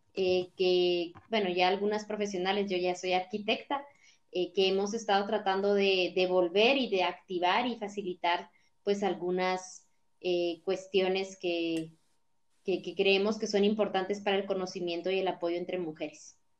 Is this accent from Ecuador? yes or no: no; Totonicapán, Guatemala; en Totonicapán, que es el pueblo indígena de donde yo vengo